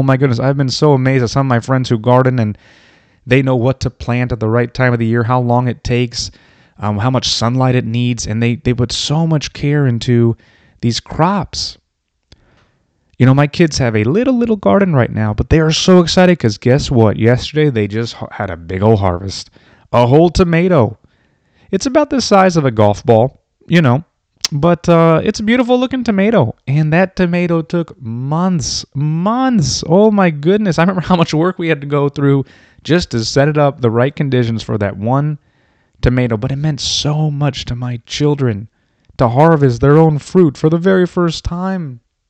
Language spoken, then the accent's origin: English; Florida, United States; I grew up in Florida.